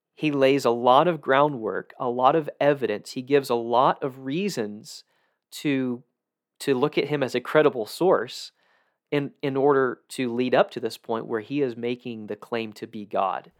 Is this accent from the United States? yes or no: yes; South Georgia, United States; I grew up in South Georgia, where there's a lot of those.